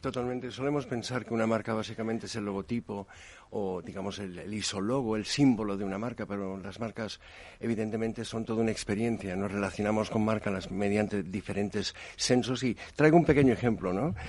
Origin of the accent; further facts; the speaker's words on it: United States; en Estados Unidos, soy estadounidense